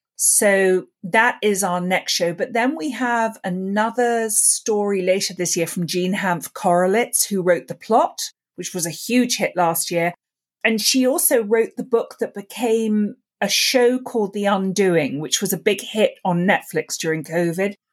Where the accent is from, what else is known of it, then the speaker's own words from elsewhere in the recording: London, United Kingdom; I grew up in London, and I grew up listening to the B B C radio plays